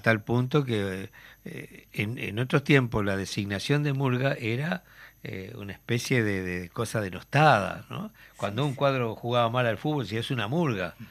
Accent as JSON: {"language": "Spanish", "region": "Tacuarembó", "country": "Uruguay", "tie": "born or raised there", "said": "Tacuarembó, a mi pueblo"}